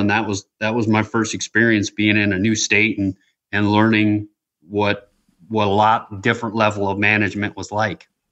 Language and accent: English; West Michigan, United States; also born or lived in Traverse City, Michigan; Where I grew up in West Michigan